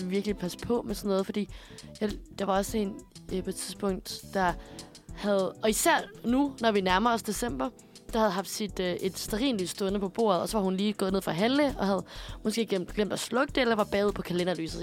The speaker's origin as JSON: {"language": "Danish", "town": "Aarhus", "region": "Central Denmark Region", "country": "Denmark", "said": "jeg er fra Aarhus og kæmpe A G F-fan"}